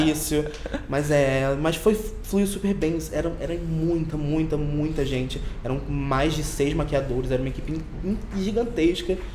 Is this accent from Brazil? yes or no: yes; Rio de Janeiro, Brazil; accent: chiado carioca; now in São Paulo, Brazil; sou do Rio de Janeiro, por isso que eu chio